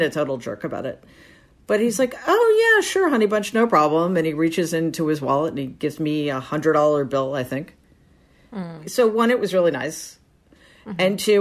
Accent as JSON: {"language": "English", "town": "New York City", "region": "New York", "country": "United States", "tie": "born or raised there", "said": "I grew up in an apartment building in Jamaica, Queens"}